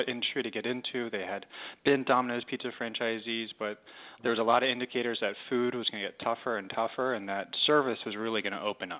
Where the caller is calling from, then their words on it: Mount Pleasant, South Carolina, United States; And I am in the suburbs of Charleston, South Carolina, Mount Pleasant, South Carolina.